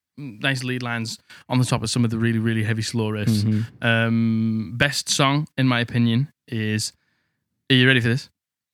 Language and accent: English; Middlesbrough, North East England, United Kingdom; Because I'm just from Middlesbrough.